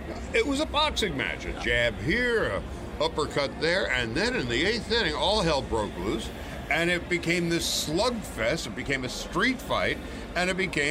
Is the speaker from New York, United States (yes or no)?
yes; Long Island, New York, United States; I'm six. I'm growing up on Long Island